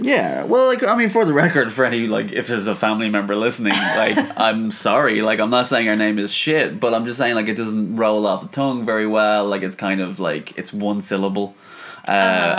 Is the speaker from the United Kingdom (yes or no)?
no; Dublin, Leinster, Ireland; I'm from Dublin, Ireland.